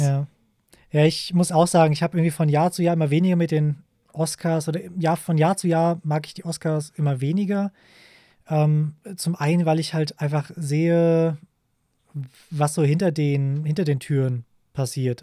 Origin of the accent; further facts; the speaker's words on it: Germany; bei uns in Deutschland